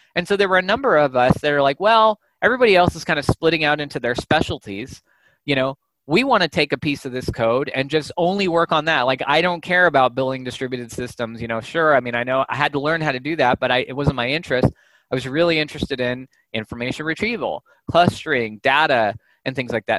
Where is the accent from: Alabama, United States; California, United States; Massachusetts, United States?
California, United States; Santa Clarita; also born or lived in Los Angeles; I was born in Los Angeles. I'm, a, I'm an LA guy, but I grew up in a town called Santa Clarita